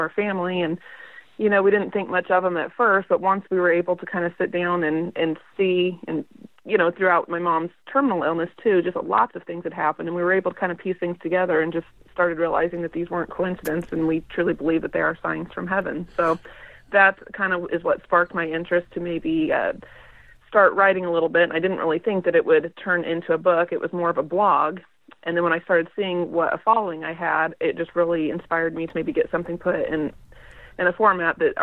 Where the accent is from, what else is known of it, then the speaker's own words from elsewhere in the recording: Nebraska, United States; moved away as an adult; now in Kansas, United States; I grew up in Nebraska. I was born and raised in a small town of about